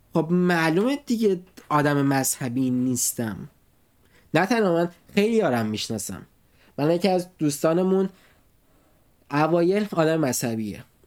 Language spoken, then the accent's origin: Persian; Iran; now in Nuremberg, Germany